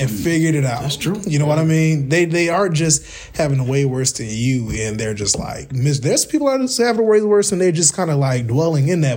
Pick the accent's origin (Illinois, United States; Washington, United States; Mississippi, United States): Illinois, United States; Kankakee; also born or lived in Northwest Indiana; here in my hometown